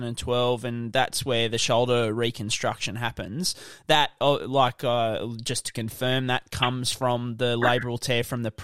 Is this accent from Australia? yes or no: yes; Brisbane, Queensland, Australia; I'm from Brisbane myself